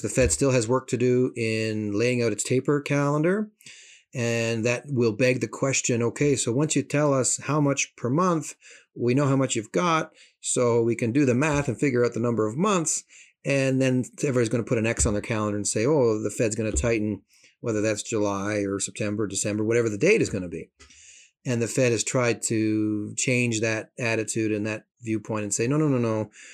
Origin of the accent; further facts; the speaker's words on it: Canada; as a Canadian